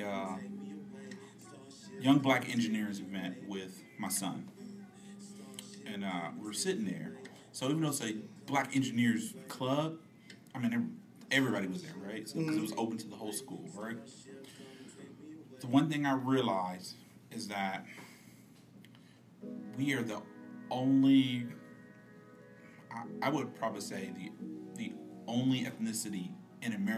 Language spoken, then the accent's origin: English; Detroit, Michigan, United States; growing up in Detroit